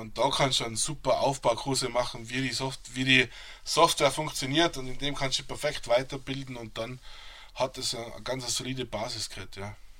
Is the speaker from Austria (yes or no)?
yes; Reutte, Tyrol, Austria; moved away as an adult; now in United States; Ich bin in Reute geboren und aufgewachsen